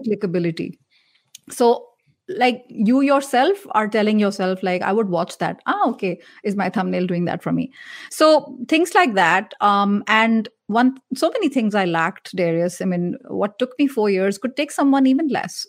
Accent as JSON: {"language": "English", "country": "India", "said": "I'm Indian"}